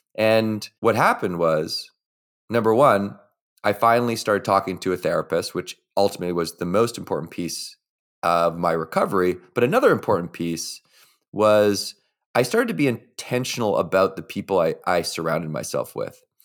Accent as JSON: {"language": "English", "town": "Victoria", "region": "British Columbia", "country": "Canada", "tie": "born or raised there", "said": "I was, uh, growing up in Victoria, B C"}